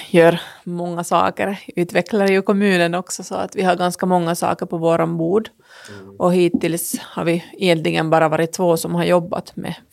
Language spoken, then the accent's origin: Swedish; Finland; first language fi; Swedish is a second language; om mitt modersmål faktiskt är